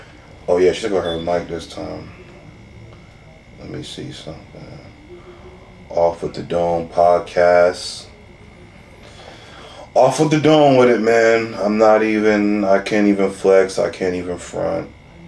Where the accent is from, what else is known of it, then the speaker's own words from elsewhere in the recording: the South, United States; Like, this is what I grew up around. Like, I'm from the South.